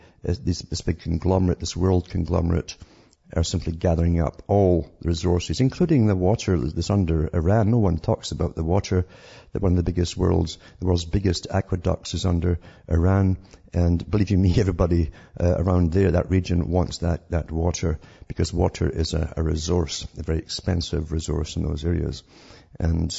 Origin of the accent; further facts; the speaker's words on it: Scotland, United Kingdom; I'm from Scotland